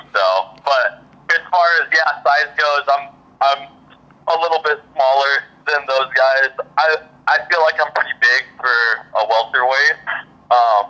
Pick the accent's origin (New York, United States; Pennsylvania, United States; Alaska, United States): Alaska, United States; now in Oregon, United States; I got the Alaska toughness in me. So I grew up fishing my whole life and doing all that stuff.